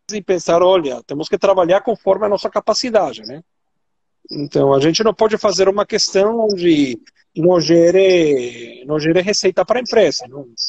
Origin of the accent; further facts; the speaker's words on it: Venezuela; accent: Venezuelan; Portuguese is a second language; now in Brazil; meu sotaque venezuelano